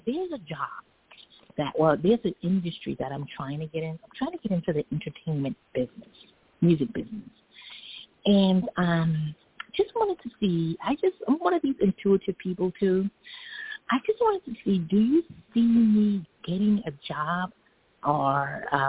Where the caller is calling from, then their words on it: New York City, New York, United States; I'm calling from New York City.